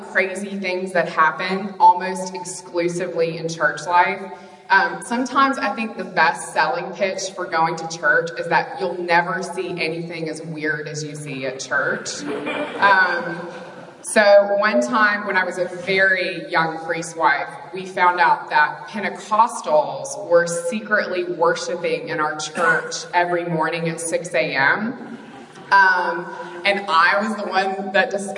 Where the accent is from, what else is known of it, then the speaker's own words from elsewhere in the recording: Mississippi, United States; moved away; also born or lived in New York City; I'm from Mississippi